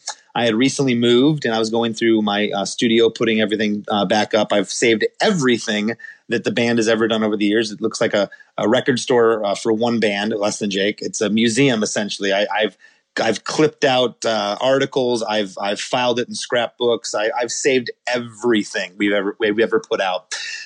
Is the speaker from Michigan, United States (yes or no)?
yes; Michigan, United States; I was born in Michigan in 1973